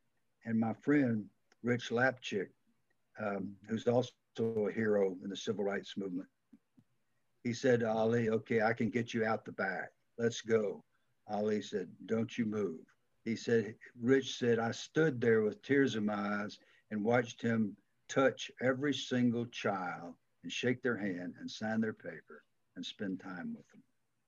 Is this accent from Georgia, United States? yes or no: yes; Georgia, United States; accent: Southern; I'm from Georgia, man.